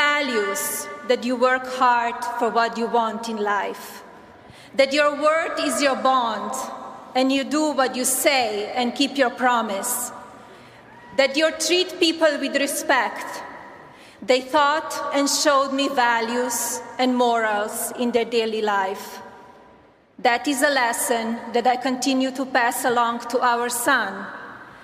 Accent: Slovenia; moved away as an adult; now in United States; I was born in Slovenia, a small, beautiful, and then communist country in Central Europe

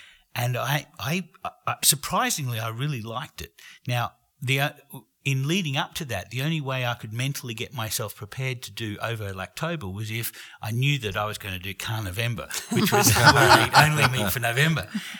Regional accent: Australia; I'm Australian

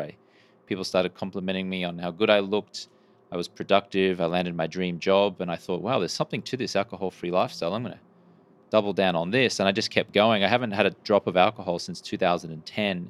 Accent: Brisbane, Queensland, Australia; moved away as an adult; now in United States; I grew up in Brisbane, Australia, and I moved to the U S, uh, in the early two thousands

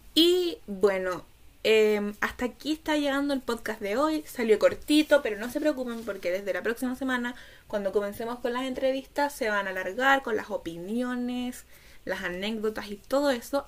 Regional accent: Chile; Soy chilena y autista

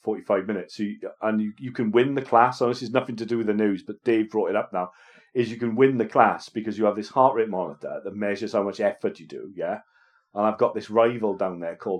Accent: Wales, United Kingdom

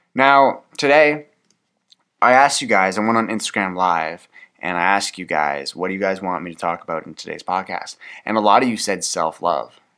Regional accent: Canada; I'm Canadian

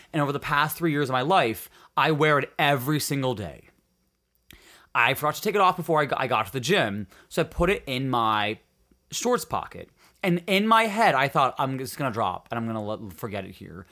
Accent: Upper Peninsula, Michigan, United States; born or raised there; moved away

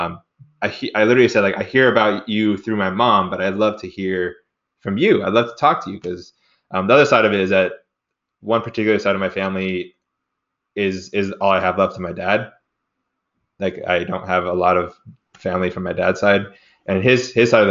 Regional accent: United States; as an American citizen

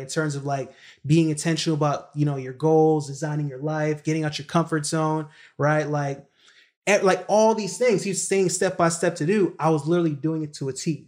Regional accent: New York City, New York, United States; moved away as an adult; also born or lived in Kingston, Jamaica / Baltimore, Maryland; I was born in, you know, Kingston, Jamaica, but I was raised in Brooklyn, New York

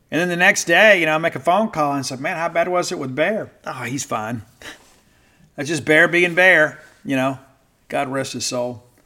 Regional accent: Bible Belt, the South, United States; I grew up in the South, right here in the Bible Belt

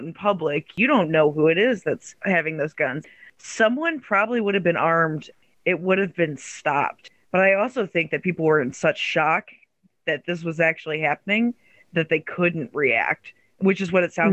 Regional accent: United States

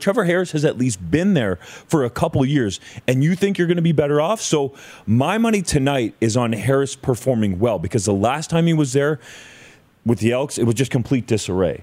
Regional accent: Ontario, Canada; grew up in Ontario

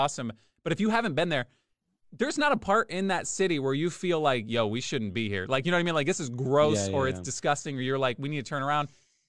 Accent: Quincy, Massachusetts, United States; born there; Listen, I was born in Quincy. It is Boston. It's right. It's Boston. I was born there. I don't remember any of it.

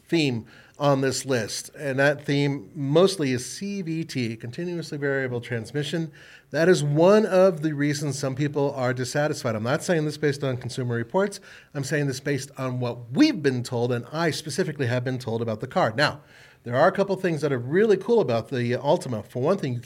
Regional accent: United States; I'm an American

